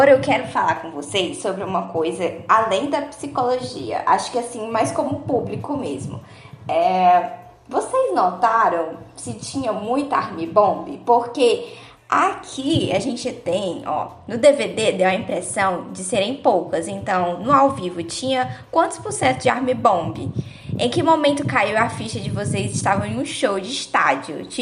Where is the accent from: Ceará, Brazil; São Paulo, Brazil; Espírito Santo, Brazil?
Ceará, Brazil; Eu sou cearense